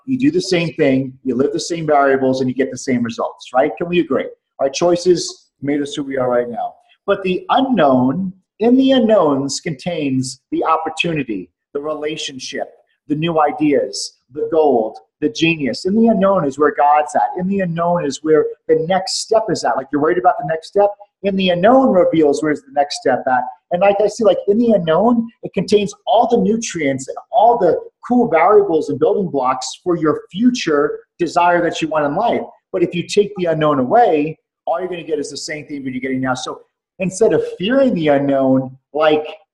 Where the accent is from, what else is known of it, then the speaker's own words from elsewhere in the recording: New York, United States; moved away as an adult; also born or lived in Atlanta, Georgia / Dallas, Texas; now in Houston, United States; I'm a New Yorker